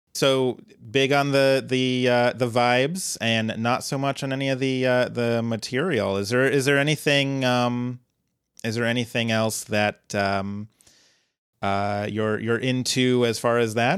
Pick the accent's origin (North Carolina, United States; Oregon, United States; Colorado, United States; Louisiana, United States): Colorado, United States; moved away; born and raised in Colorado